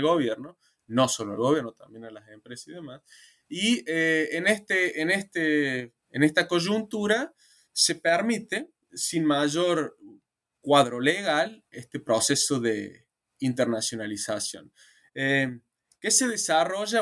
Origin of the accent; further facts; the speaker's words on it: Argentina; Argentina, que es digamos, mi país de origen